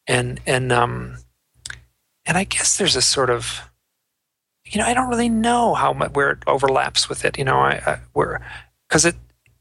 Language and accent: English; Michigan, United States; moved away as an adult; also born or lived in New York City; I grew up in Michigan